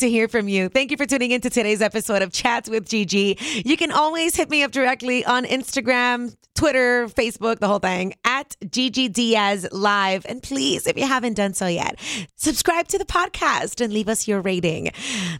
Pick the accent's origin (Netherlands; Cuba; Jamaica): Cuba; moved away; I was born in Cuba, so this custom did not exist when I was growing up